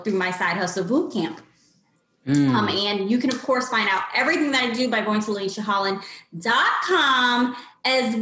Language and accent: English; Lancaster, Pennsylvania, United States; moved away as an adult; now in Philadelphia, United States; I've been in the Philadelphia area back and forth for a few years, but I'm actually from Lancaster, Pennsylvania, where the Amish people live.